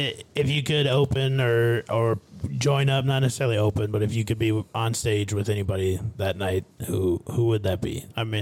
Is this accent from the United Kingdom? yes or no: no; Minnesota, United States; my hometown is 10 minutes from the Iowa border, so I'm from Minnesota.